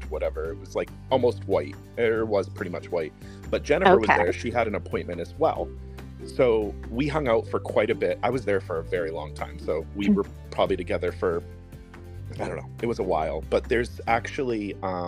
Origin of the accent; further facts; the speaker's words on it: New Jersey, United States; I am from South Jersey